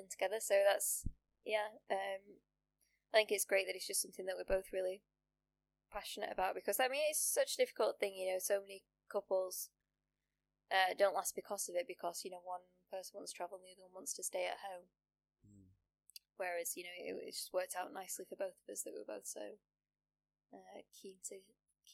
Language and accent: English; United Kingdom; also born or lived in Sheffield; as a British student